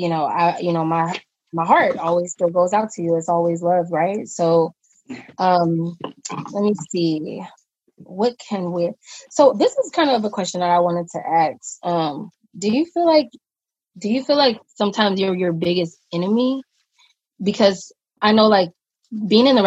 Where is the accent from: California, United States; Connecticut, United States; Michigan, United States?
California, United States; Compton; I'm born and raised in Compton, California.